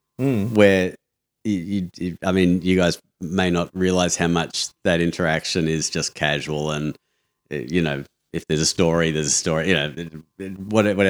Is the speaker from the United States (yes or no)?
no; Australia; moved away as an adult; also born or lived in Singapore / Malaysia; As an Australian moving, so you first moved to Singapore